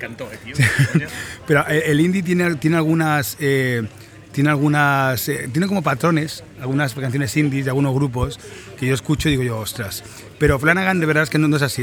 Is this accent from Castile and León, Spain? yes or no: no; Mataró, Catalonia, Spain; desde Mataró, mi ciudad natal. Yo soy mataroní